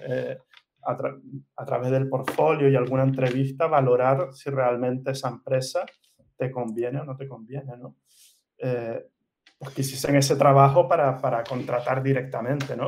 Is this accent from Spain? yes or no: yes; Gran Canaria, Canary Islands, Spain; moved away as an adult; also born or lived in Barcelona / Valencia / Milan; now in Mallorca, Spain; mi familia es de Canarias, de Gran Canaria. Eh, he crecido, he vivido ahí toda mi vida.